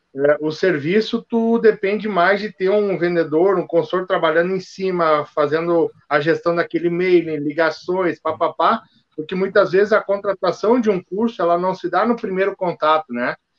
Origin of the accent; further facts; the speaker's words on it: Novo Hamburgo, Rio Grande do Sul, Brazil; also born or lived in Frederico Westphalen; eu sou natural de Frederico Westphalen mas me criei aqui em Novo Hamburgo